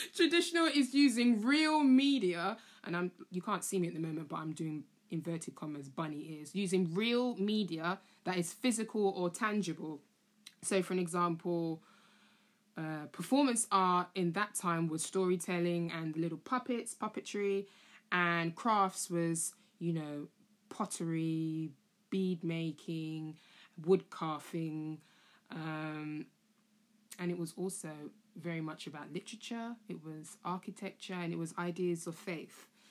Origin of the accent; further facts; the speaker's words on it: London, United Kingdom; also born or lived in Camden; I was born in Camden and I was raised in Tottenham.